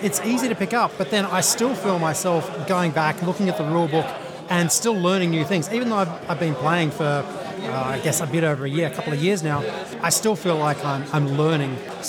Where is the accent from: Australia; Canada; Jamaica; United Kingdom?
Australia; moved away as an adult; now in United States; From Australia originally. Came over here 7 years ago.